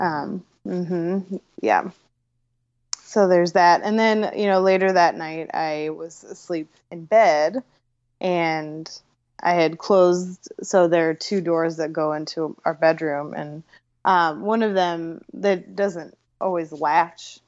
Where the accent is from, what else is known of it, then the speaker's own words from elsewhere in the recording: Ohio, United States; I'm from Ohio.